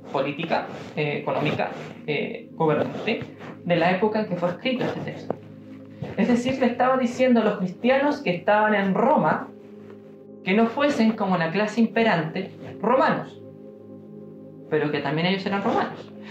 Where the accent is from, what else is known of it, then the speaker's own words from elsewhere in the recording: Chile; accent: Chilean; Y yo sigo siendo chileno, porque yo nací en Chile y estoy condenado a morir chileno porque nací en Chile